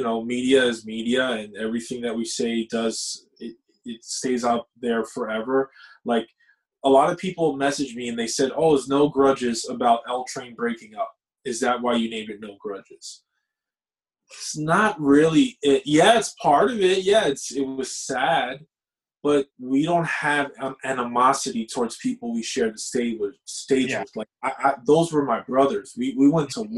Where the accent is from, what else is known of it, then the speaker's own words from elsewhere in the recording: New York City, New York, United States; I'm from New York and like, I have no filter